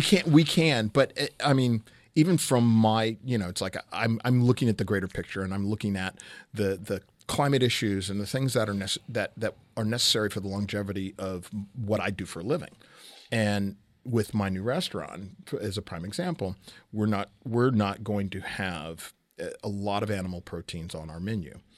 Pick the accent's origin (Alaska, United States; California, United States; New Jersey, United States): California, United States; Southern; moved away; I'm originally from Southern California